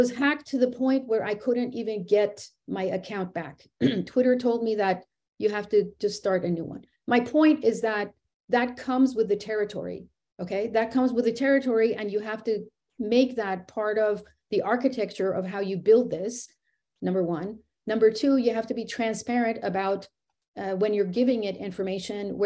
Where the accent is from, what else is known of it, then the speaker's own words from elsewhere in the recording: United States; I was born here in America. So I am American